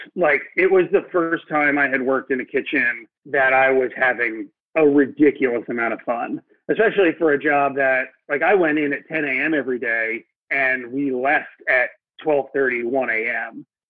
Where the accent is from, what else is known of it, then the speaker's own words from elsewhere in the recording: Alpharetta, Georgia, United States; also born or lived in Philadelphia / Barcelona; I was born in Philadelphia, but grew up in Atlanta, in Alpharetta, just north of the city.